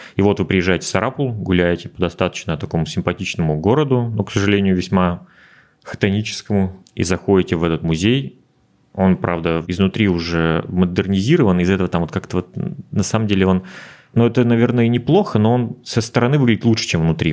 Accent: Udmurtia, Russia; moved away as an adult; now in Moscow, Russia; вернулся в родную республику на время

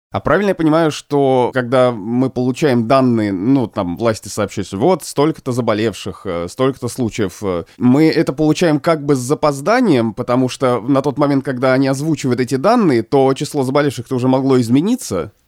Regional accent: Obninsk, Kaluga Oblast, Russia; moved away; Вот я из Обнинска

